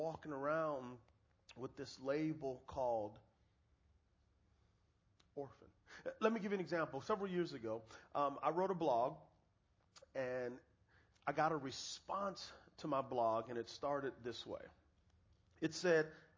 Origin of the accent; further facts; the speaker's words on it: San Antonio, Texas, United States; I am from San Antonio, Texas, and my best friends are Mexican, so I know a little bit of Spanish